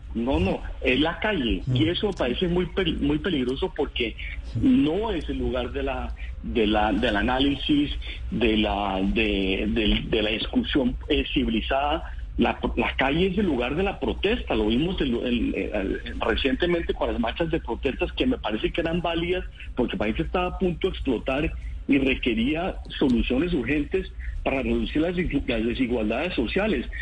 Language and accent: Spanish; Colombia; somos colombianos